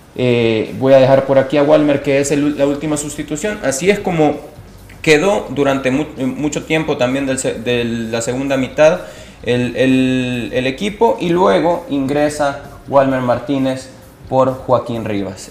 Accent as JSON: {"language": "Spanish", "country": "El Salvador", "said": "como salvadoreños"}